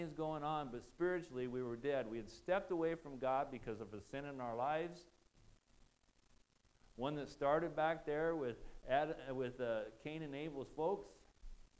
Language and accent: English; Nebraska, United States; I'm from Nebraska